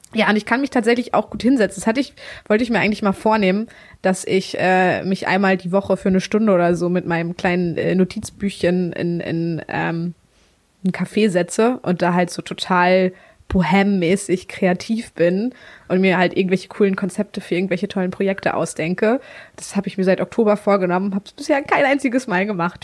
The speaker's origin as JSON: {"language": "German", "region": "Mecklenburg-Vorpommern", "country": "Germany", "tie": "born or raised there", "said": "Ich komme tatsächlich aus einem ganz kleinen Örtchen in ähm, Mecklenburg-Vorpommern. Bin richtig das Dorfkind."}